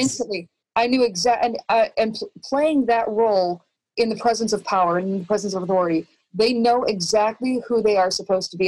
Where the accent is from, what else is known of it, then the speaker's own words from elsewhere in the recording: Chicago, Illinois, United States; now in Austin, United States; I'm from Chicago.